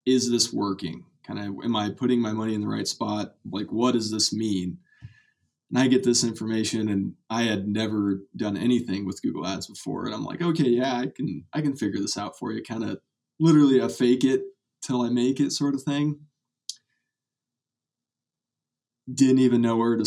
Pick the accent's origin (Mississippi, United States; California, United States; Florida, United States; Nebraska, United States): Nebraska, United States; Kearney; I'm from Kearney, Nebraska. Went to Kearney High